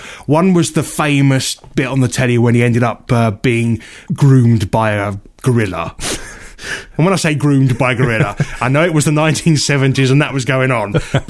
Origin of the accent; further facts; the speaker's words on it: England, United Kingdom; I think I grew up in a very, you know, we're very English.